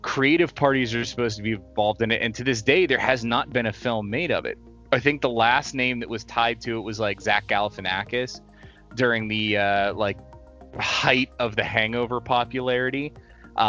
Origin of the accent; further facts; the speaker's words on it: Northern United States, United States; I'm a Yankee, I'm from the Union side of the thing